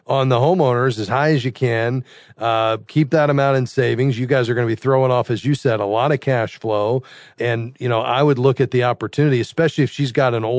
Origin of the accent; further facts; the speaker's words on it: South Florida, United States; I'm from South Florida